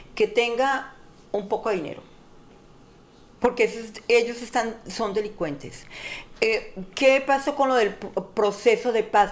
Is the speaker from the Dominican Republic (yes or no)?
no; Colombia; Como colombiana